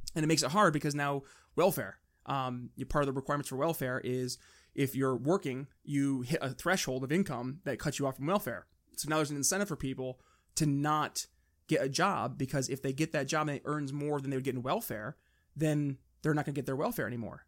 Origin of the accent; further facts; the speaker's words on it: New York, United States; we're from New York